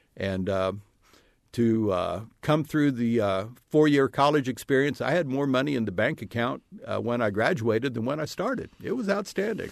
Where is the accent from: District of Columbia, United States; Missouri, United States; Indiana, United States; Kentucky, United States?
Indiana, United States; Brazil; Brazil High School, Brazil, Indiana, my hometown